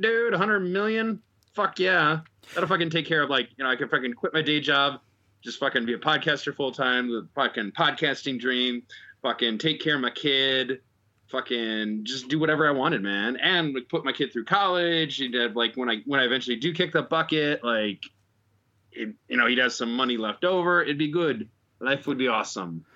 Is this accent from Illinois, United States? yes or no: yes; Chicago, Illinois, United States; now in Japan; I'm Chicago.